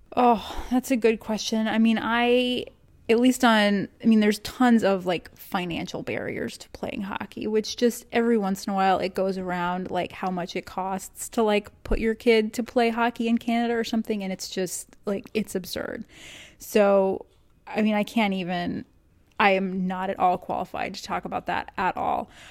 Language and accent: English; Texas, United States; moved away; also born or lived in Northeast US; I grew up in Texas